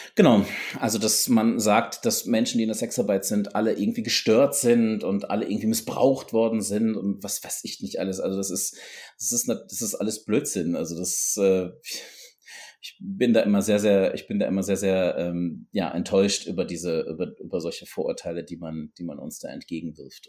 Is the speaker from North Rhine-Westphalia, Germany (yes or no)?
yes; North Rhine-Westphalia, Germany; moved away; ich komme ursprünglich aus Nordrhein-Westfalen